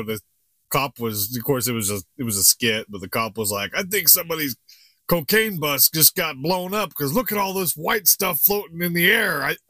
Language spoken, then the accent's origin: English; Globe, Arizona, United States; We're from Globe.